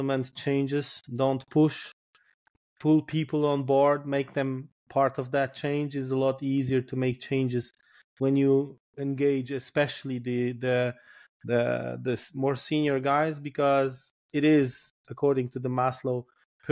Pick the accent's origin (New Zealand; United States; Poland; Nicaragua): Poland